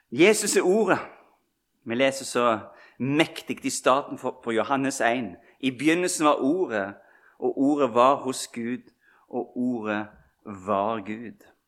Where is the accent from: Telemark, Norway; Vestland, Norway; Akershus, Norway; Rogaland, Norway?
Vestland, Norway; Bømlo; moved away; vi sa hjemme på Bømlo